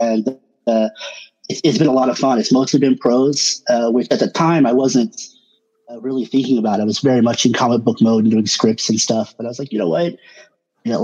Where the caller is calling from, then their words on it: Oklahoma, United States; Oklahoma, Bonita.